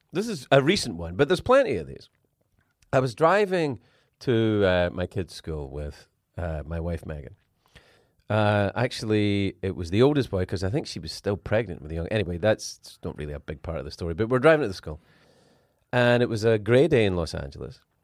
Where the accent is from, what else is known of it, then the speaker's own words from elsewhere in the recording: Scotland, United Kingdom; I'm from Scotland